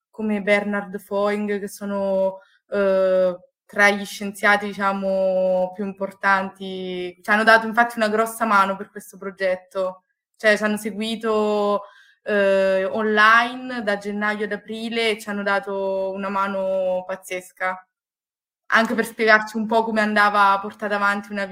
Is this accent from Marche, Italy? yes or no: yes; Marche, Italy; now in Padua, Italy; vengo dalle Marche e sono un ingegnere biomedico, ho una laurea triennale all'Università di Pisa e poi mi sono trasferita a Padova per la magistrale